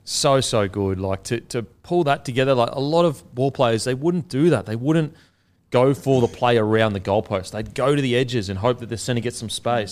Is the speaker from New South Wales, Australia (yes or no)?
no; Queensland, Australia; as a Queenslander